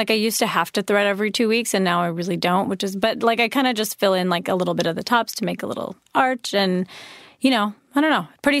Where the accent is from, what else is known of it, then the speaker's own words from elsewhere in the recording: India; being an Indian person that I am, I feel like.